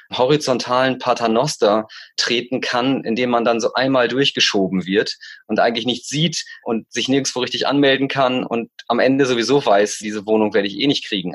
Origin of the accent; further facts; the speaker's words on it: East Frisia, Lower Saxony, Germany; moved away as an adult; now in Berlin, Germany; in Ostfriesland, wo ich herkomme, was meine Heimat ist, mein Ursprungsort, mein Herkunftsort